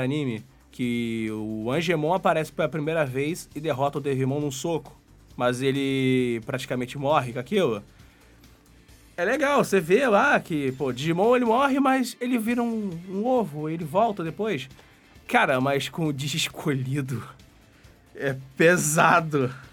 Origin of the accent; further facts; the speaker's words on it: Brazil; eu cresci no Brasil.